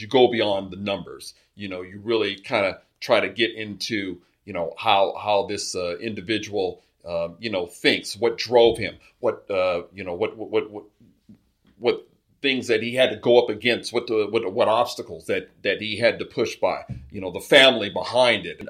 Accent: Carson, California, United States; I'm a South Bay resident, uh, grew up in Carson.

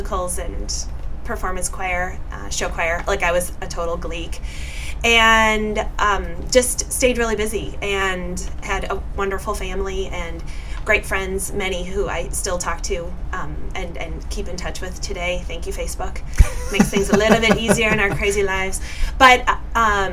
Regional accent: Neenah, Wisconsin, United States; also born or lived in Washington, D.C.; I was born in Washington, D.C., and our family moved to Neenah, Wisconsin, when I was about 2.5 years old

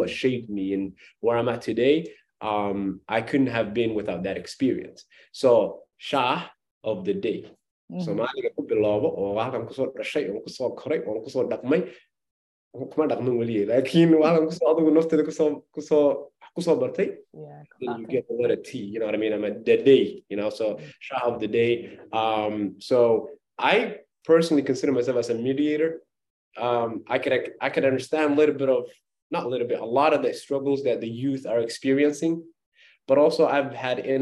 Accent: Qabri Dahar, Somali Region, Ethiopia; English is a second language; now in United States; I grew up in a small town called Qadrbah.

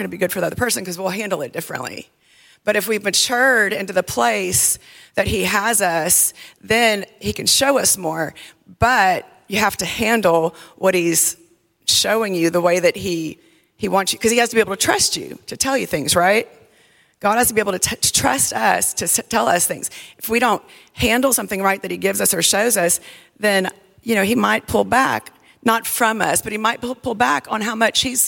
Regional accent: South Louisiana, United States; I grew up in South Louisiana

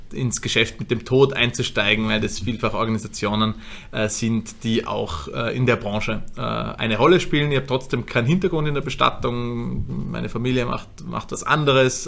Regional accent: Vorarlberg, Austria; moved away as an adult; now in Vienna, Austria; gebürtiger Vorarlberger

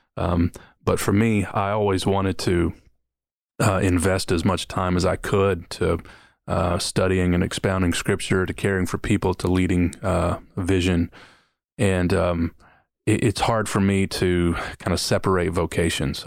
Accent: Kentucky, United States; moved away as an adult; also born or lived in Detroit, Michigan / New Orleans, Louisiana / Mississippi; I was born in Detroit, Michigan, grew up in Kentucky

